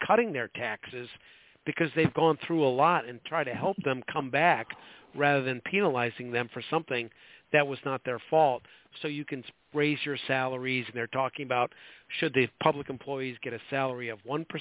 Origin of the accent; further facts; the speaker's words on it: Chicago, Illinois, United States; moved away; I'm from Chicago originally. It was, when I was growing up there, it was a great town